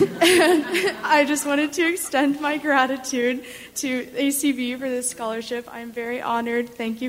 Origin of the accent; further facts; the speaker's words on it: Indianapolis, Indiana, United States; moved away as an adult; now in Massachusetts, United States; I'm originally from Indianapolis, Indiana, and now I've moved to Massachusetts, and I am studying at Harvard